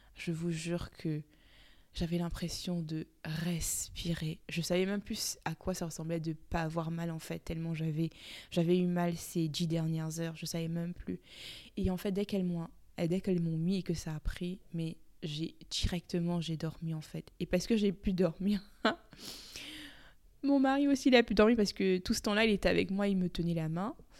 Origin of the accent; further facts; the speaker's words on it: Cameroon; comme on dit chez nous au Cameroun